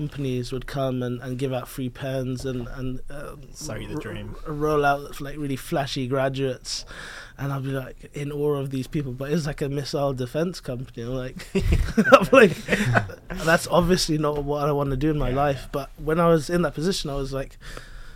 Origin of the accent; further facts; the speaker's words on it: London, United Kingdom; I was born in London, and I was a very curious child. I was kind of born and raised around Indian parents